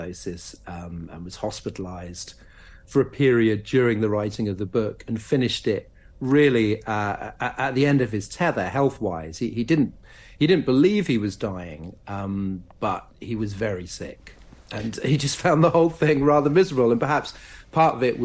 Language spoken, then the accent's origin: English; London, United Kingdom; also born or lived in Norwich; I was born in Norwich and grew up in southeast London, and I now live in North London.